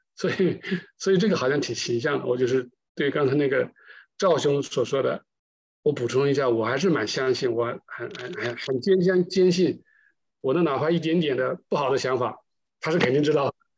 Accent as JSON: {"language": "Chinese", "country": "China", "said": "我们中国人对这个气这个有，有一点感情吧"}